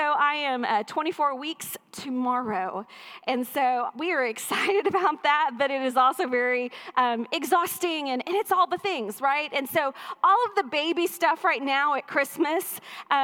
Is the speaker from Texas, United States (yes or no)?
yes; East Texas, United States; I am from East Texas